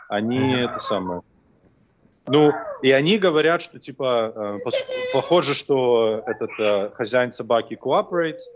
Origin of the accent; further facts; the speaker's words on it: Belarus; я вообще решил проблему чисто по-белорусски, как настоящий белорус.